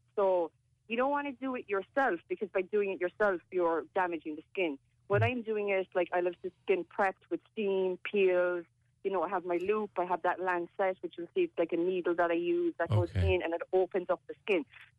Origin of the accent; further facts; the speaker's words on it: Macroom, Munster, Ireland; moved away; I'm from Macroom.